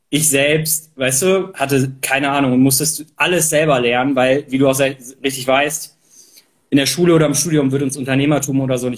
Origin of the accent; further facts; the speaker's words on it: Germany; Also ich bin ähm, hier in der Nähe von Hamburg äh, aufgewachsen und habe dann Abi gemacht, wusste nicht genau, was ich machen möchte.